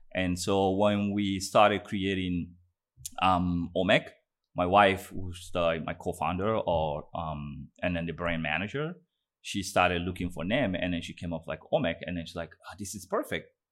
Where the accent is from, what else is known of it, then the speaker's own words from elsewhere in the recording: Guinea; I was born in Guinea, um, in, in West Africa, um, Guinea Conakry.